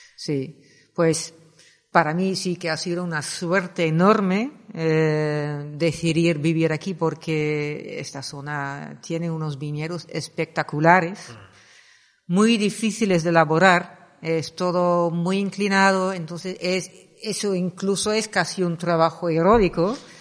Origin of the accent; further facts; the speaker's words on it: Netherlands; Spanish is a second language; moved away as an adult; also born or lived in Axarquía, Málaga, Spain; now in Málaga, Spain; soy de Holanda. Llevo 26 años viviendo aquí